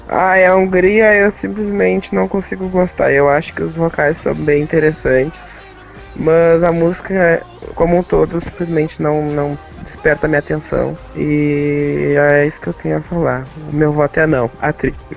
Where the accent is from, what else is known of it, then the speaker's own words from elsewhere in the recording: Porto Alegre, Rio Grande do Sul, Brazil; eu sou de Porto Alegre